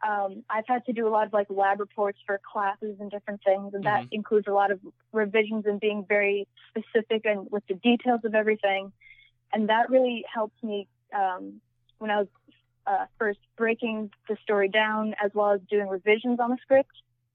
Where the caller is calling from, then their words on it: Maryland, United States; Right now, I am on the East Coast in the state of Maryland.